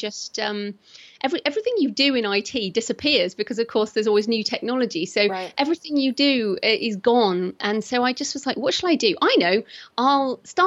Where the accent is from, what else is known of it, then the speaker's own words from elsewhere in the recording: United Kingdom; accent: British; I'm British. So if people are wondering what my accent is, that's what it is